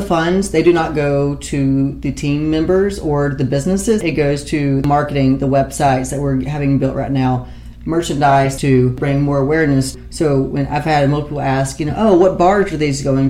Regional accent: Piedmont, South Carolina, United States; also born or lived in Greenville, South Carolina; moved my business to my hometown of Piedmont, which is very, very sentimental for me

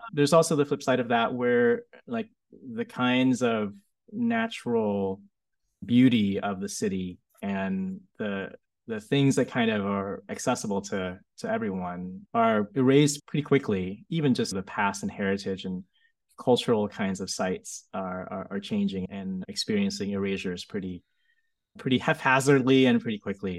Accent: United States; also born or lived in Vietnam; when I was growing up in America

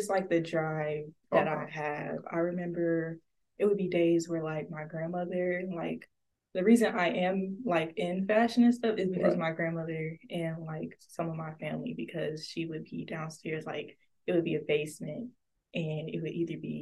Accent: Detroit, Michigan, United States; originally I'm from Detroit, 313. So basically I grew up in like a household with my mom and dad.

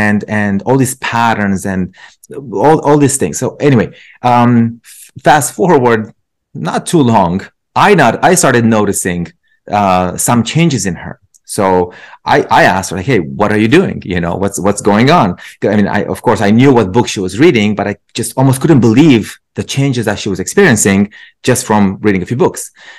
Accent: Romania; English is a second language; now in United States; I grew up, so I'm originally from Romania. I came to the States about just over 20 years ago.

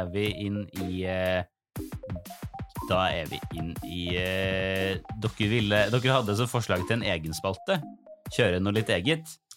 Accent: Trøndelag, Norway; Jeg trønder. Jeg trønder.

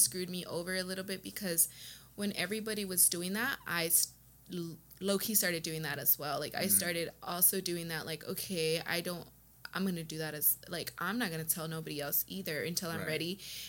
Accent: Texas, United States; I'm from West Texas. Or Texas, yes. In general. I'm a Texas girl, yes. I've moved around a lot of places in Texas.

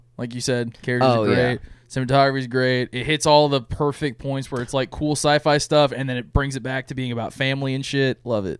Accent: California, United States; now in Texas, United States; I was born in California

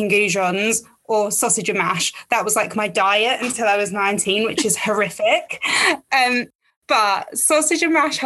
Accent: Essex, East of England, United Kingdom; I am from Essex

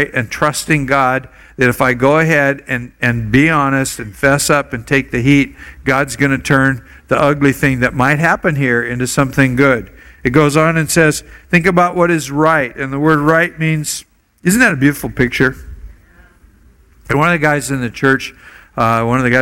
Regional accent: Oregon, United States; now in Hawaii, United States; I grew up in Oregon.

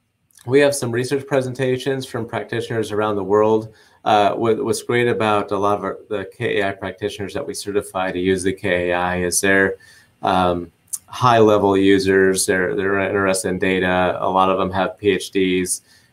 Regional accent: Nebraska, United States; Well, it's funny. The state motto is the good life.

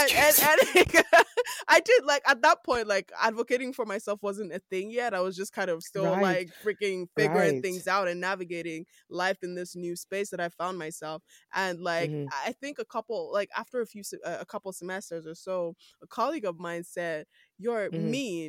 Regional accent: Nigeria; accent: Nigerian; moved away as an adult; now in Canada; just my normal Nigerian accent

